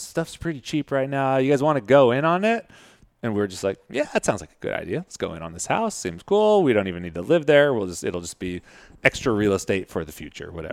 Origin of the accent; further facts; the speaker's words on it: Modesto, California, United States; I'm from Modesto in, uh, Central Valley in California